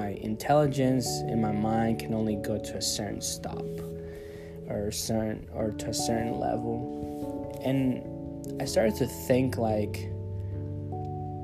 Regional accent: Monterrey, Nuevo León, Mexico; now in United States; I was born in Monterrey, Mexico

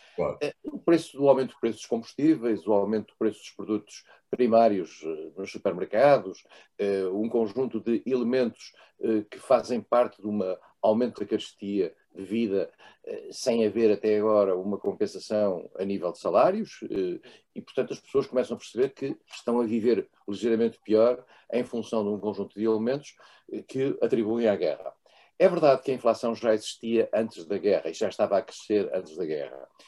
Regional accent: Portugal; Eu sou português

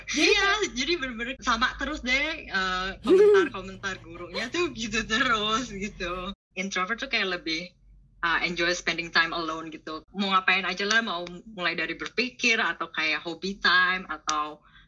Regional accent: Sanur, Bali, Indonesia; moved away as an adult; now in Netherlands; Kenal Dagu dari SD di Sanur, jadi udah lama banget kenal Dagu sampai SMA

